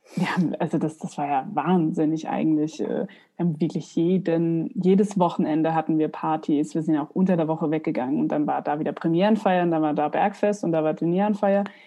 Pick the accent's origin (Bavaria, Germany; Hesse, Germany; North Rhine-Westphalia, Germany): Bavaria, Germany; Aschaffenburg; moved away as an adult; now in Mainz, Germany; habe ich in meiner Heimatstadt Aschaffenburg ähm, an verschiedenen Häusern gearbeitet